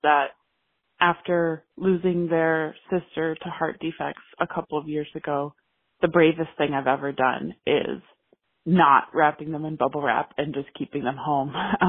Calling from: Seattle, Washington, United States; I'm calling from Seattle, Washington.

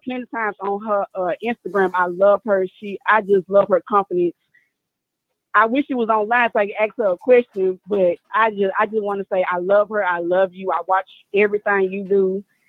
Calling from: Memphis, Tennessee, United States; I'm calling from Memphis, Tennessee.

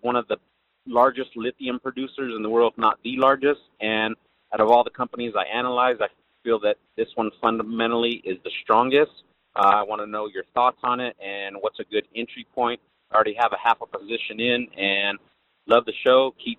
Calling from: Lemoore, California, United States; I'm calling from Lemoore Naval Base in Central California

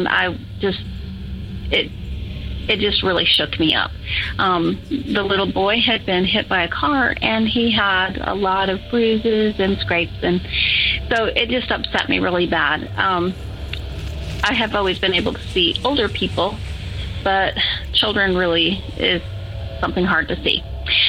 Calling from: Georgia, United States; I'm calling from Georgia.

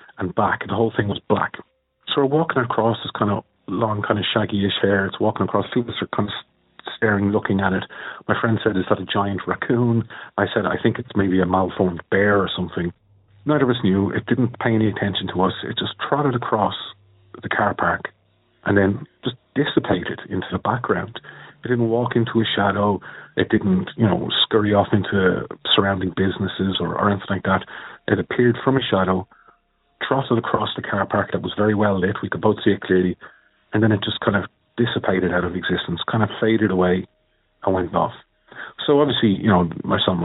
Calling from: Dublin, Leinster, Ireland; I'm calling from Dublin in Ireland.

